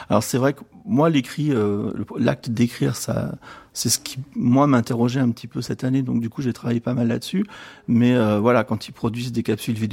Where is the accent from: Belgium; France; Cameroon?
France; Avignon, Provence-Alpes-Côte d'Azur; Bonjour, alors donc … d'Avignon